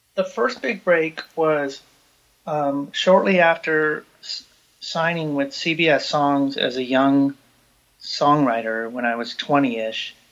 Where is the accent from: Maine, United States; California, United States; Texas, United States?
California, United States; Hayward; now in Los Angeles, United States; I grew up in Hayward, California, which is a suburb of Oakland, um, just across the bay from San Francisco